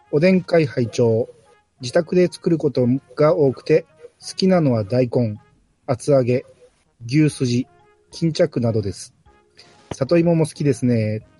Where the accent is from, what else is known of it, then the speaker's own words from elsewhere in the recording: Kansai, Japan; 僕ら関西人からしたら